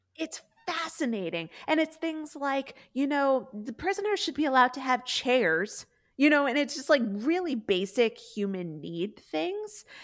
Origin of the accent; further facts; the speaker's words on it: the North, United States; I grew up in the North and also Catholic